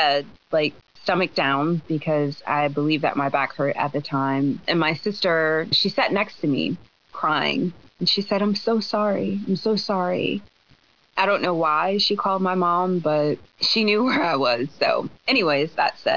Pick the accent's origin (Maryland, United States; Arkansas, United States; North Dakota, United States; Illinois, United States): Maryland, United States; Baltimore; my mom did everything that she could to shelter my sister and I growing up in Baltimore, Maryland.